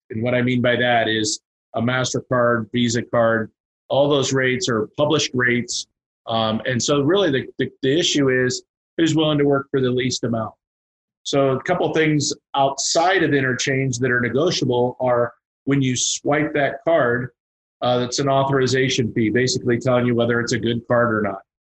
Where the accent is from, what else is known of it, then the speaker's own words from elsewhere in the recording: Teaneck, New Jersey, United States; born there; moved away; also born or lived in Kansas; so uh, I'm from the. I was born in Teaneck, New Jersey. Moved to Kansas in 1973, uh, and uh